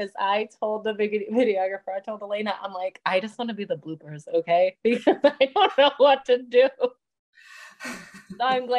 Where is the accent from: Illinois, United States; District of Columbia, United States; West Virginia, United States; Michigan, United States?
Illinois, United States; Chicago; I am from Chicago, Illinois, but I have kind of just moved all over the place over the years.